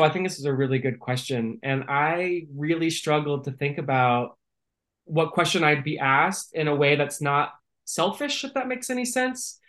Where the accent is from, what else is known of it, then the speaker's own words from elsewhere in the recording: Northern California, United States; moved away; I grew up in Northern California uh, within an agriculture family